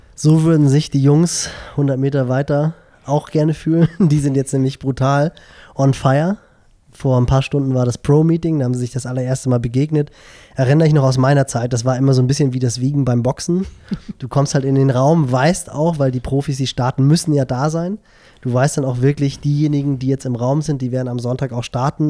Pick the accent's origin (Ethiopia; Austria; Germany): Germany; Hamburg; Hamburg, also meine Heimatstadt